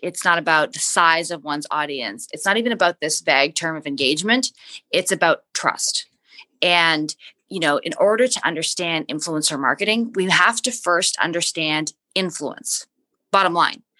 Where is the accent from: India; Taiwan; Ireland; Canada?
Canada; moved away as an adult; now in United States; I'm from Canada. I came to the U.S. on a U.S. track scholarship